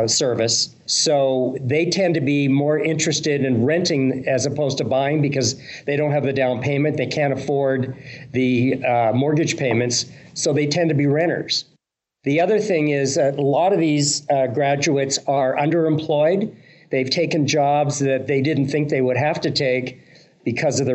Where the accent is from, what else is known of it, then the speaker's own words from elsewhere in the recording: Canada; growing up in Canada